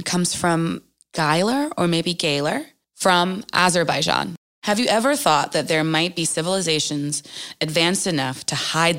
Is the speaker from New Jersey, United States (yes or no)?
yes; New Jersey, United States; I'm also from Jersey.